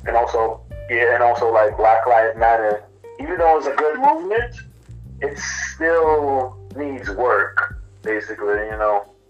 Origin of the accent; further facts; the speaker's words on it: New York, United States; accent: Caribbean; I was born in New York. My family is born and raised from Jamaica.